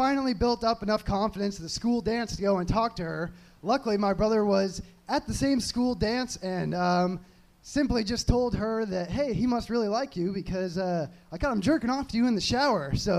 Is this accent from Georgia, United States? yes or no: no; Kansas City, Missouri, United States; No, I'm from Kansas City, actually.